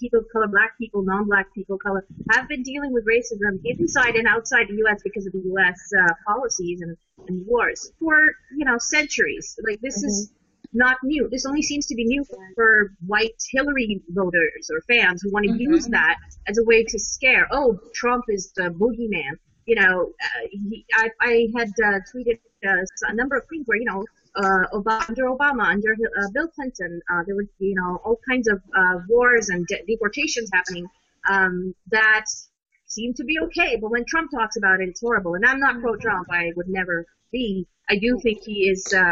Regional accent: Pakistan; I'm, I'm from Pakistan originally. I have family in Saudi Arabia and, and Iran

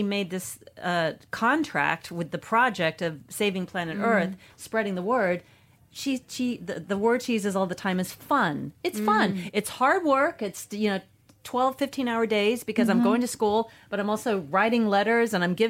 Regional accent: United States; moved away; Growing up in America in the 60s and 70s

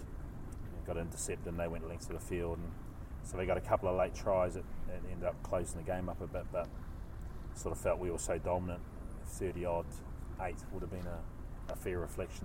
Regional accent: New Zealand; moved away as an adult; now in Glasgow, United Kingdom; I'm a Kiwi

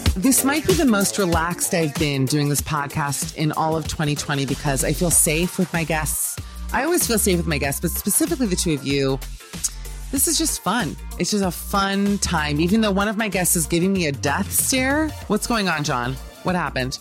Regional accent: United States; accent: American; moved away as an adult; also born or lived in New York; now in London, United Kingdom; I'm not in America anymore. I have an American accent

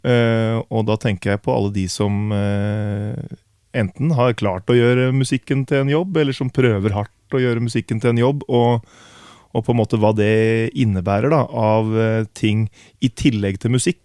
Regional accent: Herre, Telemark, Norway; moved away as an adult; now in Oslo, Norway; jeg flytta til Oslo fordi at jeg ønska å bli en del av et større musikkmiljø enn det vi hadde hjemme i Grenland.

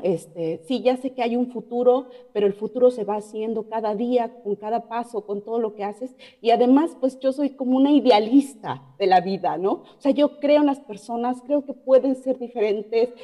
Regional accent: Mexico City, Mexico; moved away as an adult; also born or lived in Playa del Carmen, Mexico / Quebec, Canada; now in Ontario, Canada; yo de la Ciudad de México

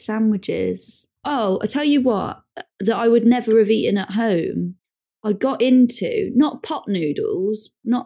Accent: United Kingdom; Me being British

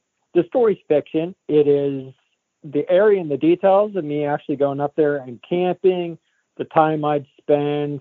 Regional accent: Falls Creek, Pennsylvania, United States; I am from Falls Creek, Pennsylvania, which is 2 hours from, 2.5 hours north of Pittsburgh, 3 hours from Erie, pretty much 2 to 3 hours from everywhere. North Central

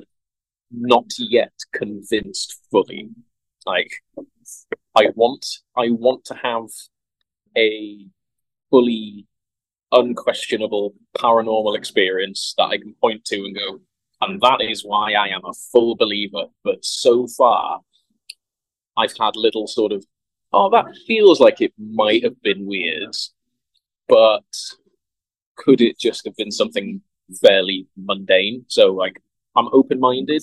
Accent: North Wales, United Kingdom; now in York, United Kingdom; I'm normally based in York. I'm from North Wales

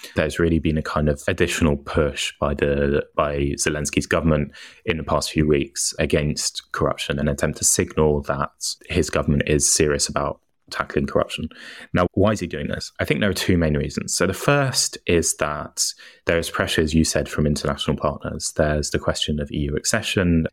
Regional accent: United Kingdom; moved away; I'm British and I live abroad

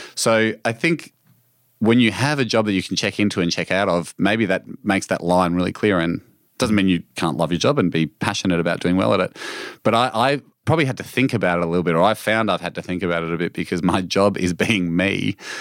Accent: Australia; this is, of course, my home country

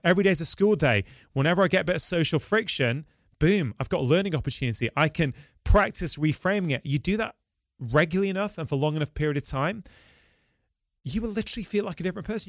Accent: Manchester, North West England, United Kingdom; I'm born and bred in Manchester. I've lived here my entire life.

